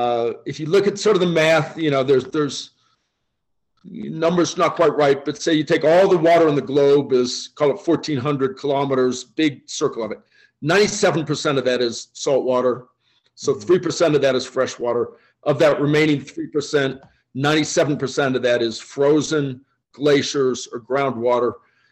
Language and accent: English; Oakland, California, United States; born there; also born or lived in Boston / Kansas / Michigan / Illinois; Complicated story. University of Michigan in college, born in Oakland, California. My dad was an odd combination of a naval officer and a Pacific Islands anthropologist. So I bounced around, Boston, Kansas, California, Michigan, Illinois